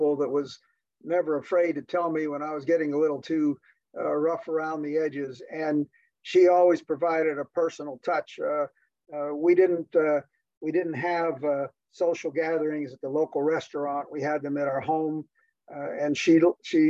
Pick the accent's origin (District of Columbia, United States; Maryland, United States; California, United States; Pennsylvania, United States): Pennsylvania, United States; Pittsburgh; moved away; also born or lived in Ann Arbor, Michigan; I had a very routine, unexciting childhood growing up in the Steel City, Pittsburgh, Pennsylvania